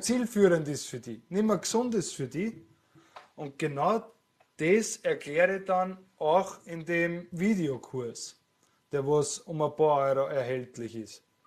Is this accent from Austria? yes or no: yes; Austria; was ich wahrnehme als Österreicher